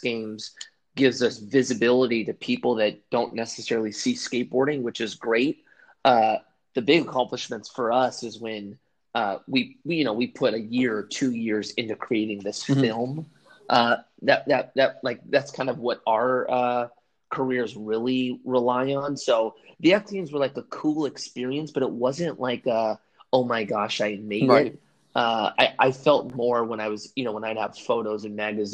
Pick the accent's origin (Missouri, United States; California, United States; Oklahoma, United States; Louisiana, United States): California, United States; Southern; I grew up in Southern California